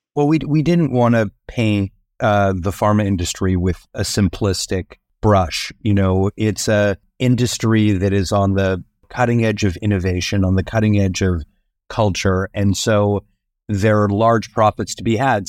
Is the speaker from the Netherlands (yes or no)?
no; Canada; I'm Canadian